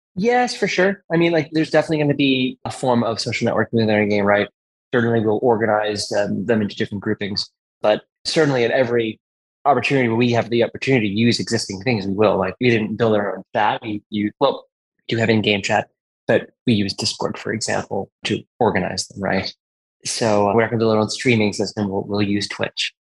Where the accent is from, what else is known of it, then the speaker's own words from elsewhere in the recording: Massachusetts, United States; I'm born and raised in Massachusetts, and the rest of my life.